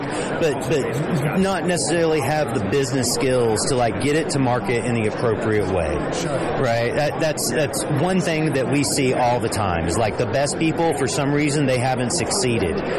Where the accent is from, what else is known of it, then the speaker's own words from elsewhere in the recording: Humboldt County, California, United States; also born or lived in Georgia; now in Denver, United States; I grew up in Humboldt County